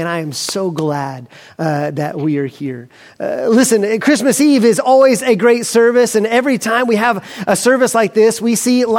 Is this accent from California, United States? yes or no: no; Montgomery, Alabama, United States; I grew up in Montgomery, Alabama